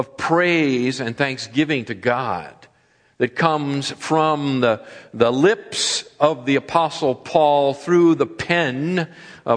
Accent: East Coast, United States; moved away as an adult; also born or lived in Texas / Ohio / Massachusetts; now in California, United States; having been born and brought up on the East Coast, living in the Midwest, in the Southwest, and now here in the Far West

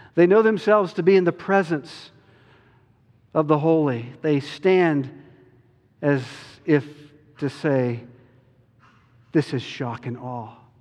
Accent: Chapel Hill, North Carolina, United States; moved away; I grew up in Chapel Hill

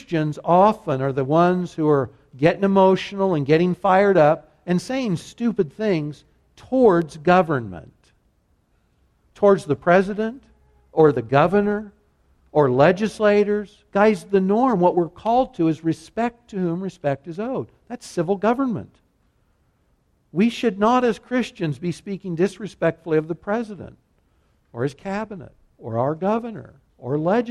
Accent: United States; Americans whom I share the same nationality

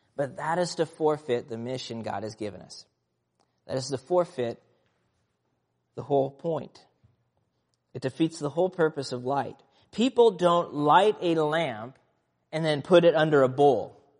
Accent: Nebraska, United States; And growing up in Nebraska, we lived, um, just north of town, a small town uh, rural area

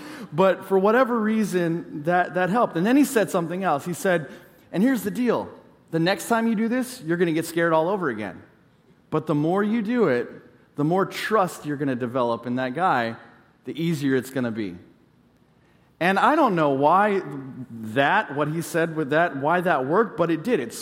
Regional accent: California, United States; I grew up in California

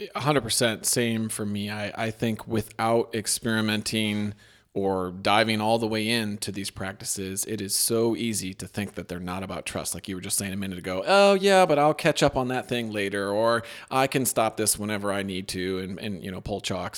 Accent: Midwest, United States; am I from the Midwest

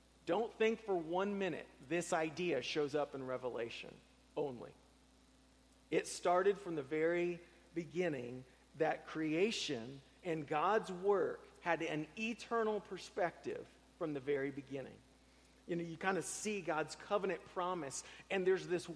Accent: Tampa, Florida, United States; moved away; I grew up in Tampa, where nobody was from there

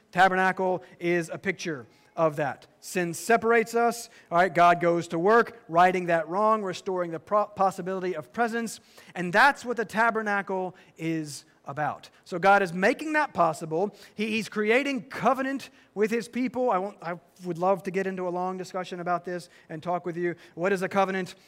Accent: the South, United States; I'm from the South, that you is plural

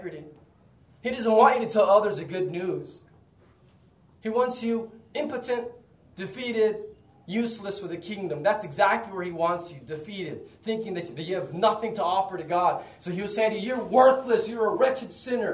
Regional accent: United States; moved away; in the U.S., my home country

